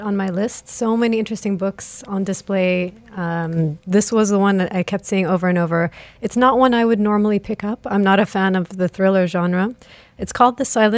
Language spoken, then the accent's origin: English; Greece; moved away; I grew up in Greece